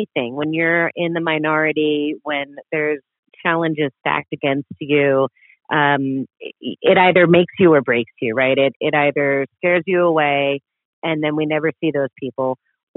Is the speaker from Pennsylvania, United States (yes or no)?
no; New York, United States; I grew up just outside of New York City